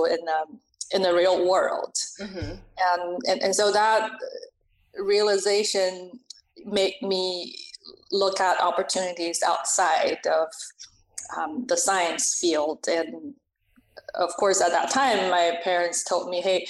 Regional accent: China; moved away as an adult; now in United States; I am an immigrant, born and raised in China, and came to the US as an adult.

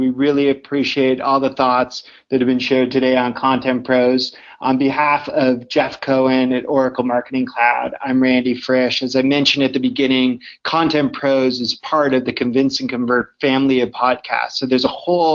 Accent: Canada; I'm Canadian

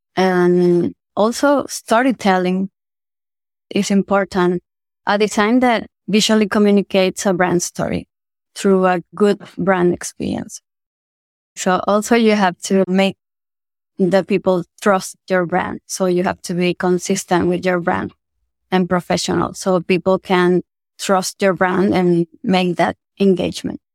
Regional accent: Venezuela; moved away as an adult; also born or lived in Argentina; I'm from Venezuela. It's my home country

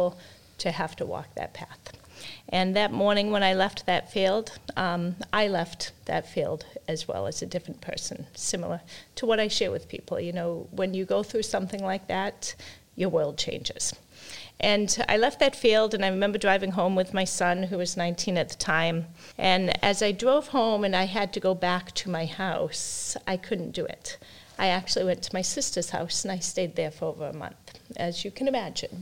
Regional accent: Plainville, Massachusetts, United States; We grew up in Plainville, Mass., so we've been in our own town forever, so we had that type of hometown mentality

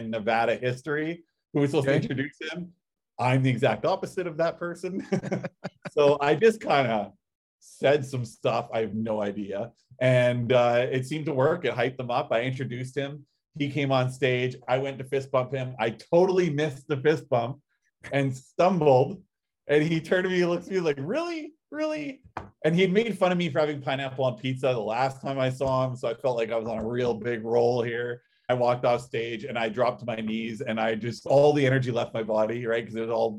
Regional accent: Canada; I'm Canadian

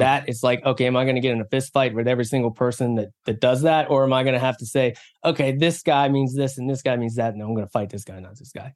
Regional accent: West Virginia, United States; moved away; also born or lived in South Korea / San Diego; I was born in South Korea, but then adopted when I was three months old and adopted by a couple of wonderful people in West Virginia, um, in the middle of nowhere, West Virginia

